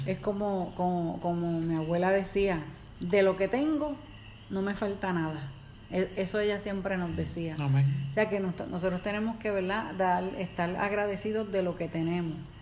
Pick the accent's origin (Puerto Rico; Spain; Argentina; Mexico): Puerto Rico; nosotros somos de Puerto Rico y hace mm, dos años nosotros estuvimos, pasamos por el huracán María. Y pues uno vive aquí